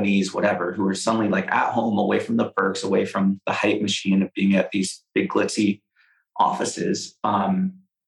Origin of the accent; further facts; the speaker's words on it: the Bay Area, California, United States; I live in the Bay. I grew up in the Bay.